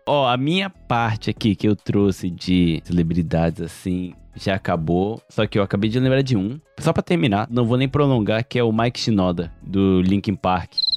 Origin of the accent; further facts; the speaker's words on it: Japan; eu não sei em português porque eu cresci aqui no Japão